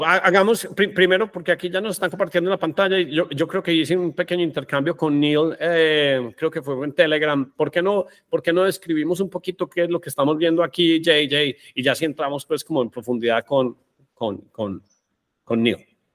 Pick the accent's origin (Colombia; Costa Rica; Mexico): Colombia; somos colombianos